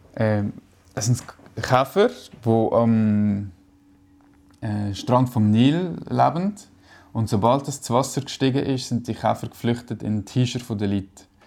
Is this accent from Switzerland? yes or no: yes; Valais, Switzerland; also born or lived in Brig; now in Zurich, Switzerland; als Kind im Wallis